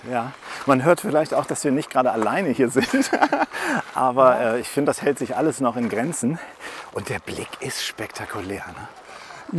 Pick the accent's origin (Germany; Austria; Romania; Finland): Germany; Northern Germany; ich als Norddeutscher